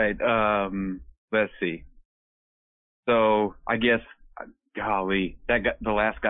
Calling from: Washington, United States; I'm up in Eastern Washington State.

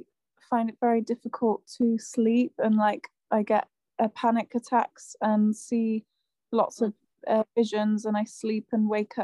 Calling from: South West England, United Kingdom

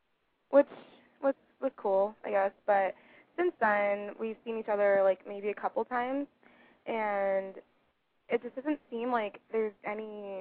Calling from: Santa Clarita, California, United States; I'm 22. I'm calling from Santa Clarita, California, like near L.A.

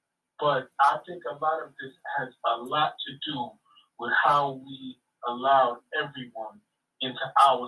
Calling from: Wasaic, New York, United States; I'm calling from Wasaic, New York, okay.

